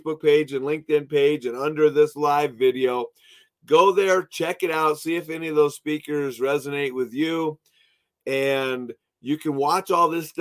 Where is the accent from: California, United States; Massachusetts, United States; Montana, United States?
Montana, United States; I'm from Montana